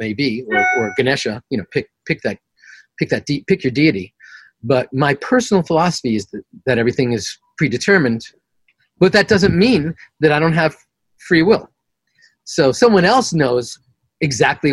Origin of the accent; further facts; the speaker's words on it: New York City, New York, United States; I'm from Queens, the extremist